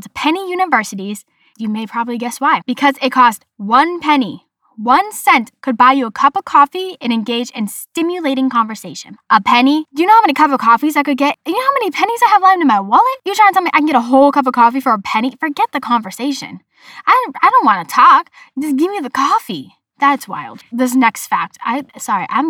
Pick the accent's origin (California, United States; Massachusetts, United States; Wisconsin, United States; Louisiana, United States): Massachusetts, United States; Boston; accent: Boston; My Boston accent